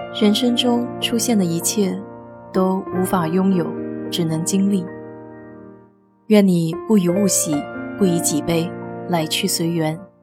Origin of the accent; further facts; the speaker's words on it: China; moved away as an adult; now in United States; 我们中国人没有吃芝士的习惯